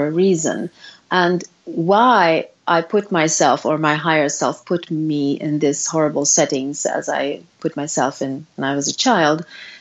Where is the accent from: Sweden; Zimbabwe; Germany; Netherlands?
Sweden; I was born in Sweden